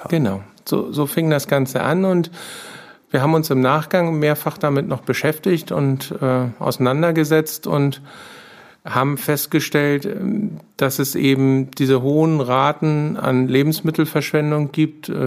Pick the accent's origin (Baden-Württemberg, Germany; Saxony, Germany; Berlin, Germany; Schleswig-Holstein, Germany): Schleswig-Holstein, Germany; Kayhude; Ich komme aus Kaihude, bin dort äh, aufgewachsen letztendlich